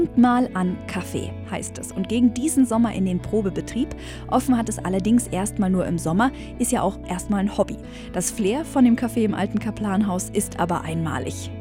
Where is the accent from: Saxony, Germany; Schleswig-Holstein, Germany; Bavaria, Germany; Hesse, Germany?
Bavaria, Germany; Allgäu; bei uns im Allgäu